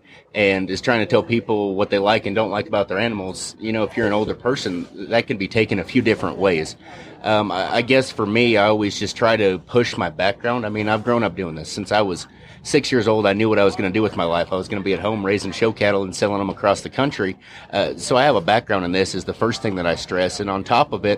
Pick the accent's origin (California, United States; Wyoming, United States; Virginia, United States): Wyoming, United States; Torrington; I'm originally from Torrington, Wyoming, where my family owns and operates M. Lazy Heart Ranch